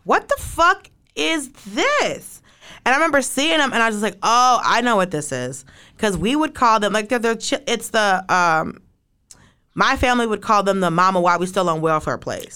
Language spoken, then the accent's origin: English; Atlanta, Georgia, United States; I'm from Atlanta. I grew up in Atlanta.